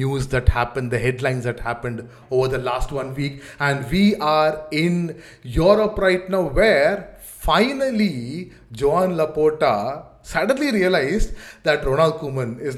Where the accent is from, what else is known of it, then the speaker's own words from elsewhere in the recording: India; Indian cricket fans in the 90s